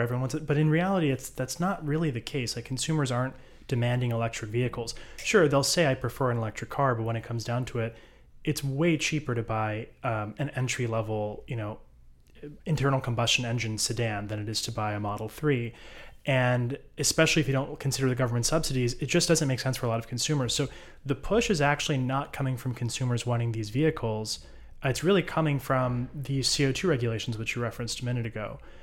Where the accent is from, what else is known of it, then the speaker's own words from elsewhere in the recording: United States; moved away as an adult; now in Israel; I'm an American, no connection to Israel